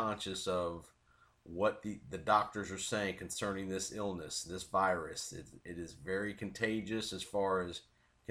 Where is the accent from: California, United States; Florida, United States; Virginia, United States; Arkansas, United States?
Florida, United States; Tampa; my hometown, my team, the Tampa Bay Buccaneers